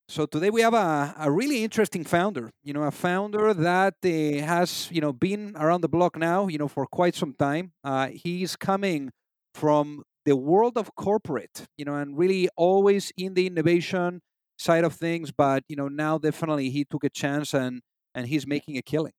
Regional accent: Spain; moved away; am originally from Spain

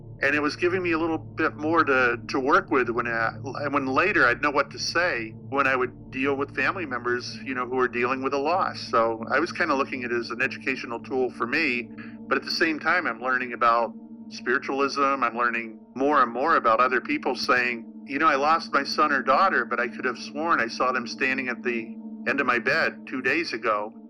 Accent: Salem, Massachusetts, United States; I'm from Salem, Massachusetts, is where I was a police officer.

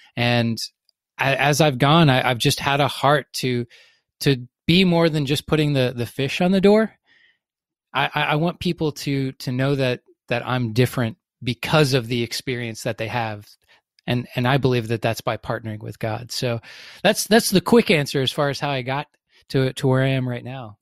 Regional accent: the South, United States; I grew up, I grew up in the South

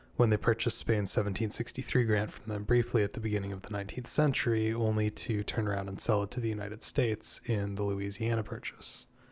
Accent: Canada; as a Canadian and as someone very proud to be Canadian

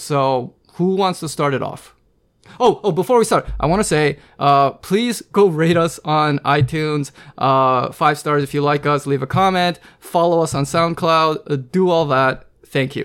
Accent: Pacific Northwest, United States; I was born and raised on the West Coast, uh, you know, Pacific Northwest specifically

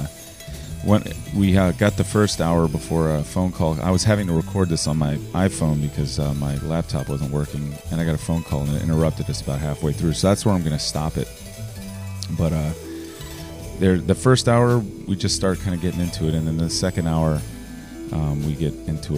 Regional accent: Richmond, Virginia, United States; I grew up in Churchill. I still live in Churchill. I now live in Union Hill, which is in the northern part of Churchill.

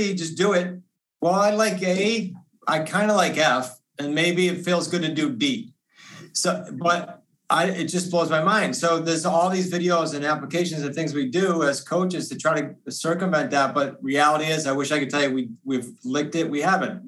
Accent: New England, United States; we're from New England

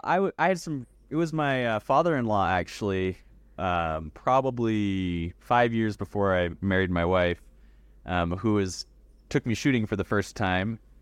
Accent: Canada; now in Idaho, United States; Here in America, I live in the great state of Idaho, but yes, I was born in Canada.

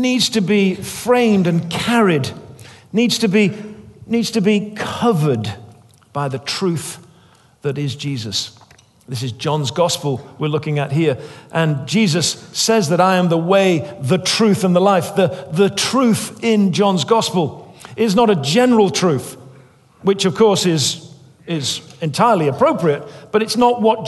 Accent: England, United Kingdom; I was raised as an Englishman

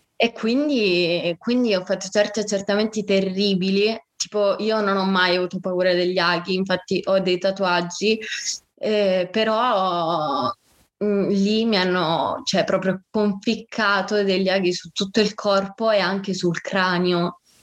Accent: Sicily, Italy; moved away as an adult; also born or lived in Bologna; io sono siciliana, vivo, eh, ho vissuto a Bologna per l'università

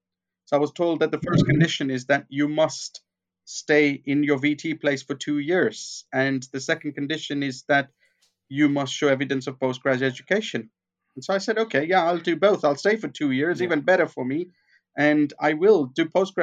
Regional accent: Kenya; moved away; I grew up in Kenya

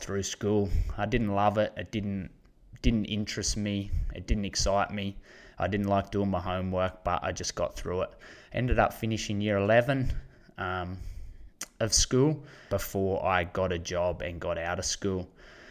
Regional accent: Condobolin, New South Wales, Australia; I'm from Condobolin. It's a small country town, bang smack in the middle of New South Wales, population of 3,500

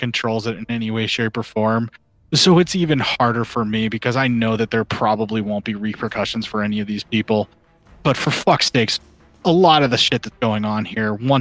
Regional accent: United States; being an American

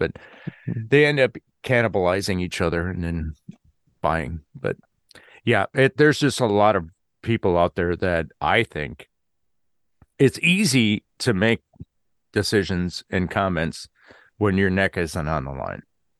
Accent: Wisconsin, United States; Growing up in Wisconsin, they started having these lumberjack competitions that were on TV.

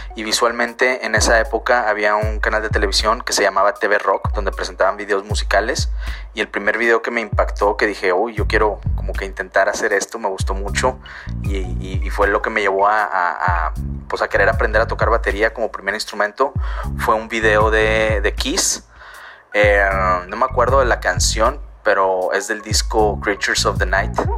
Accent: Monterrey, Nuevo León, Mexico; soy local aquí en Monterrey, Nuevo León.

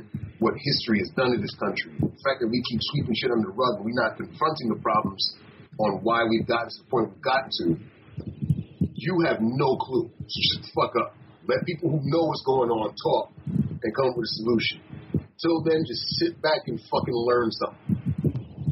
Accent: New York, United States; being a New Yorker

